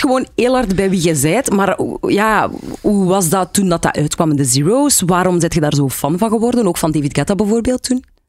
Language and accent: Dutch; Lokeren, Flanders, Belgium; bij ons in Lokeren was dat dan De Muze